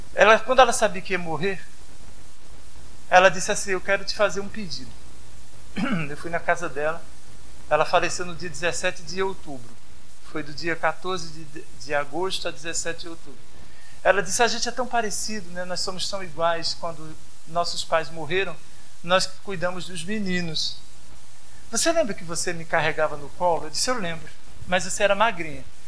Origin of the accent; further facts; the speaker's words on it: Caruaru, Pernambuco, Brazil; eu sou de Caruaru mesmo